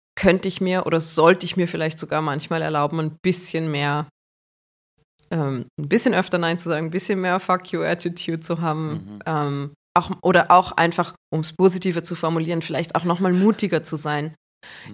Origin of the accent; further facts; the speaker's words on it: Gastein Valley, Salzburg, Austria; Im Gasteinertal ähm, mhm. im Salzburger Land